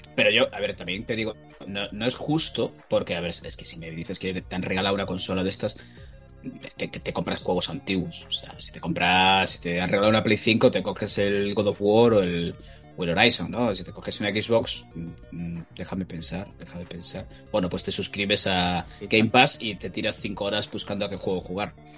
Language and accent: Spanish; Spain; somos españoles de bien